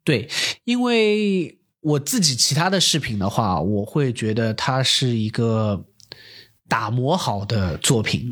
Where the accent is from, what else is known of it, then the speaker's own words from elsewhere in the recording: Shanghai, China; accent: Shanghainese; 我说上海话